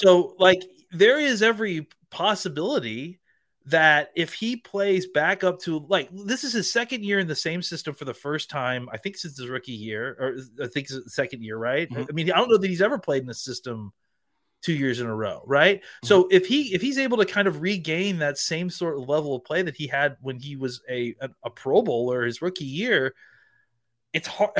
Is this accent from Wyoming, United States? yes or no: no; Dallas, Texas, United States; my hometown and our home hometown of Dallas, Texas